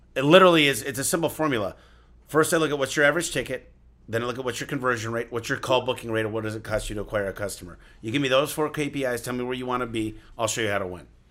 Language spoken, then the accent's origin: English; Michigan, United States; I grew up in Michigan, shoveling snow. That's what we do in the Midwest